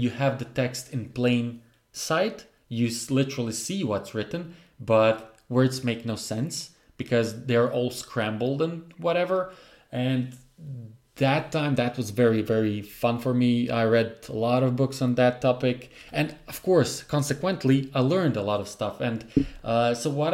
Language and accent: English; Croatia; I'm from Croatia in a very, I would say, remote place.